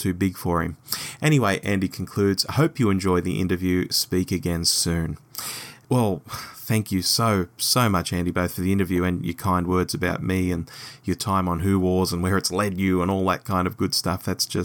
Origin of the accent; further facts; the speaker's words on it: Hull, Yorkshire and the Humber, United Kingdom; my hometown of Hull